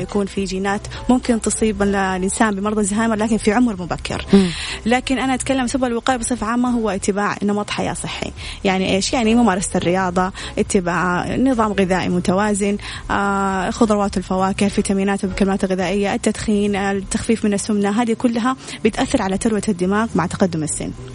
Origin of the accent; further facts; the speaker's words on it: Saudi Arabia; عندنا في السعودية